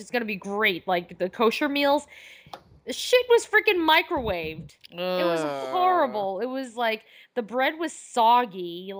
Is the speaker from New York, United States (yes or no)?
yes; New York, United States; we're from New York